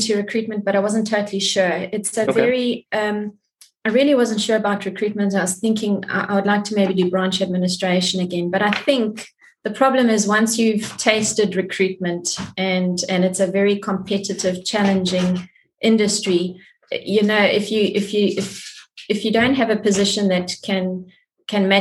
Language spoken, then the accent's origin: English; George, Western Cape, South Africa; moved away as an adult; also born or lived in Zimbabwe / Johannesburg, South Africa / United Kingdom; I was actually born in Zimbabwe and left very young. And then we came to South Africa and subsequently moved to George, from Johannesburg to George when I was very young, and I grew up in George